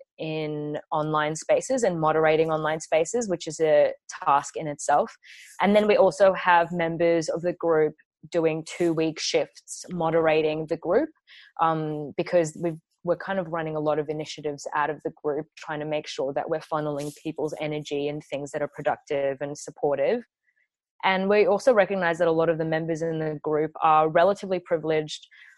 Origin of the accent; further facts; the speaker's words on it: Kurdish from Iraq, Kurdistan Region, Iraq; now in Australia; I'm a former refugee. I'm Kurdish from Iraq